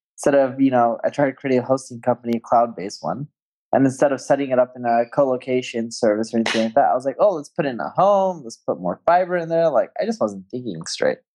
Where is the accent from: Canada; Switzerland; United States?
United States; Orange County, California; now in Las Vegas, United States; I grew up in Orange County, California